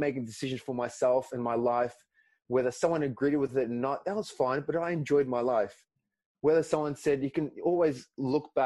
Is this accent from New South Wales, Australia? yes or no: no; Melbourne, Victoria, Australia; first language Greek; English is a second language; in Melbourne, my hometown